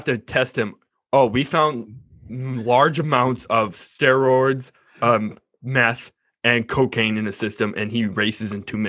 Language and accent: English; Kingston, Ontario, Canada; I'm from Kingston.